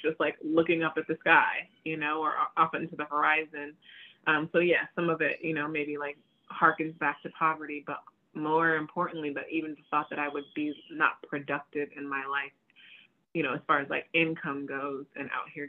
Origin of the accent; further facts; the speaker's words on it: United States; I was born here. So I'm American